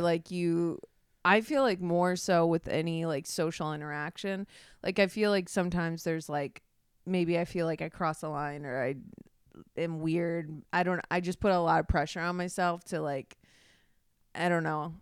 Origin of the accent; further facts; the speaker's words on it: Midwest, United States; growing up in the Midwest